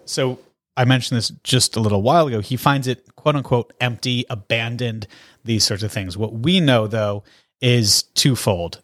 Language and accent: English; Connecticut, United States; now in Salem, United States; I grew up in Connecticut